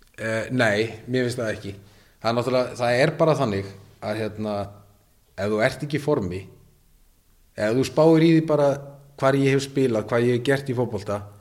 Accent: Iceland; also born or lived in Norway

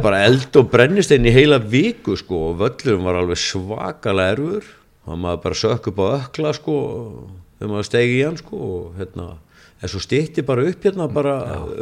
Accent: Akranes, Western Region, Iceland; það er minn heimabær

